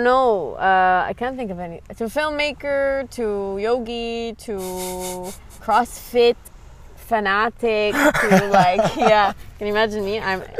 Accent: Abu Dhabi, United Arab Emirates; born there; also born or lived in Lebanon / Canada; So I was born in Abu Dhabi, and then we moved to Canada for, I mean, we moved to Lebanon for a year, and then we moved to Canada for 4 years to get the citizenship

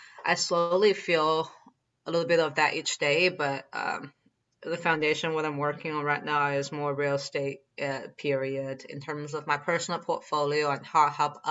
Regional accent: China; moved away; when I was growing up in China

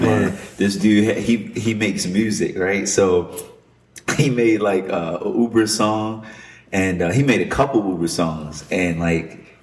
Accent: Baltimore, Maryland, United States; I'm from Baltimore

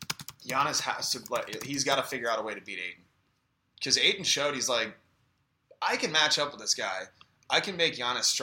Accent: Midwest, United States; we are from the Midwest

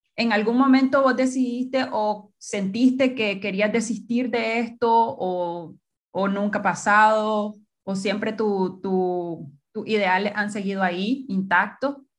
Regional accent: Nicaragua; moved away; quiero volver a Nicaragua porque mi sueño y mi, mi idea están allá también

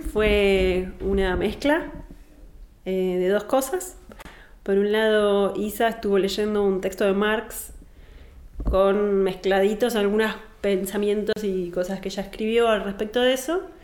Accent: Argentina; soy argentina

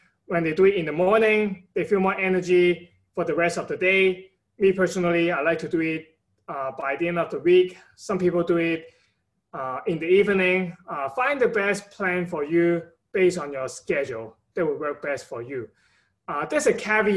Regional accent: Hong Kong; now in United States; I'm from Hong Kong originally. So my parent have been giving me a lot of support throughout my time in the state in the past 10 years

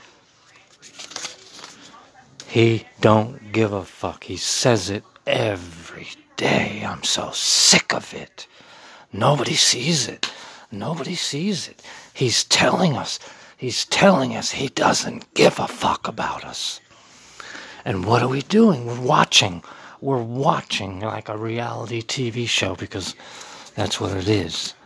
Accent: United States; I'm a voice from the heartland, raised in Middletown, America

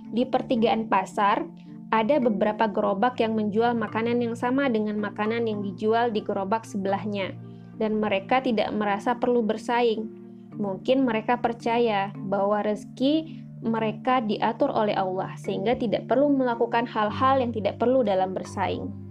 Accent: Jakarta, Indonesia; sebagai orang Jakarta, aku terbiasa makan mie hangat

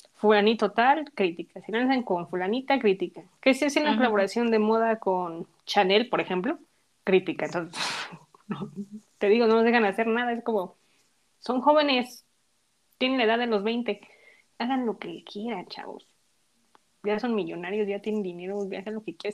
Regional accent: Mexico; first language Spanish; nosotras somos mexicanas y pues cantamos en español porque pues es nuestro idioma y donde nacimos

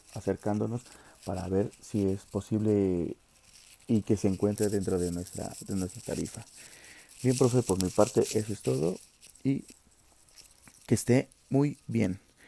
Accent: Mexico; como mexicanos

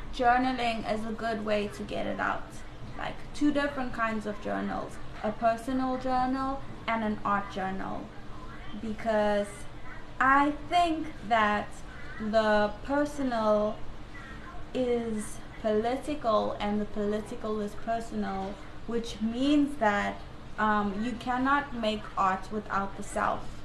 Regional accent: South Africa; I'm from South Africa

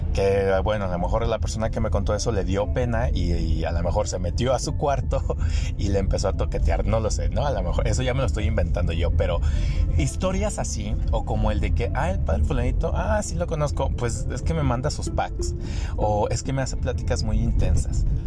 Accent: Degollado, Jalisco, Mexico; en mi pueblo de Gollado y los pueblos alrededor

